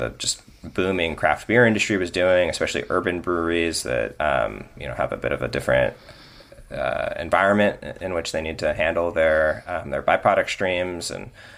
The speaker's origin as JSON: {"language": "English", "region": "Northern California", "country": "United States", "tie": "born or raised there", "said": "I grew up in Northern California with a vegetable garden in my backyard"}